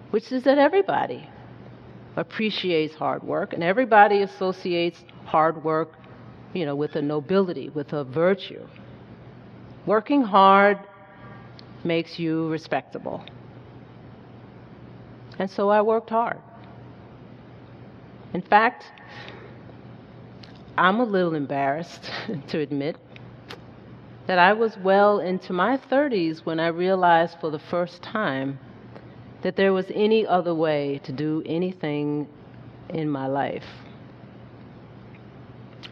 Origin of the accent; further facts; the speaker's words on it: Hazen, Arkansas, United States; On the farm where I grew up in Hazen, Arkansas